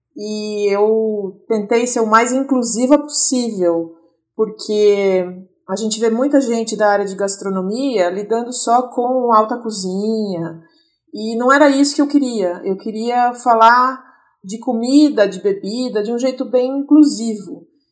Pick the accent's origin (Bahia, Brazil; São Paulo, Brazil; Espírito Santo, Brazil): São Paulo, Brazil; Itu; now in São Paulo, Brazil; eu moro em São Paulo, ah, mas nasci em Itu, já faz mais de 20 anos que eu moro aqui